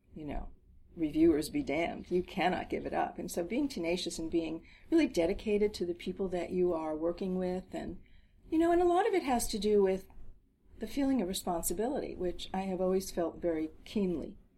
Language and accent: English; New Jersey, United States; we grew up in New Jersey